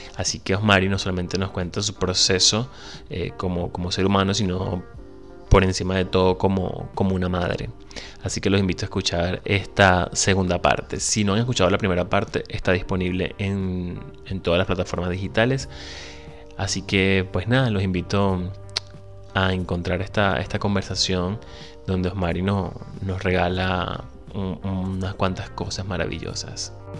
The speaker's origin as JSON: {"language": "Spanish", "country": "Venezuela", "moved": "yes", "said": "Soy venezolano, emigrante, un ciudadano del mundo y un soñador"}